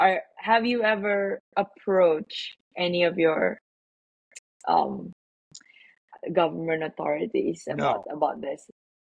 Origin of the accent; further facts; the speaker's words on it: Malaysia; I'm from Malaysia, by the way.